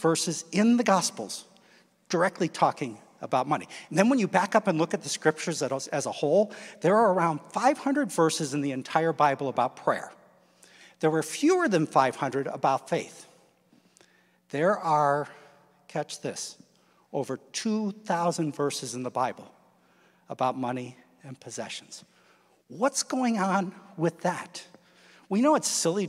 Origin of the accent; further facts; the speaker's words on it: Midwest, United States; moved away; I grew up in the Midwest